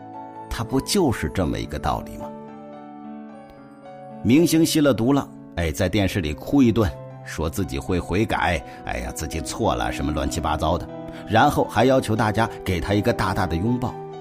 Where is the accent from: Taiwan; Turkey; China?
China; 其实说白了，就是对我们中国人的仇视